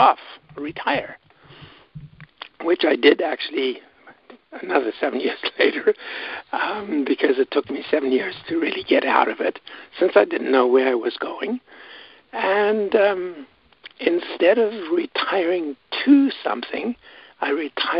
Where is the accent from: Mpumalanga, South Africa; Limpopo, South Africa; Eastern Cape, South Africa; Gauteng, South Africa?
Gauteng, South Africa; Johannesburg; now in Canada; grew up in South Africa. in fact, was born in Johannesburg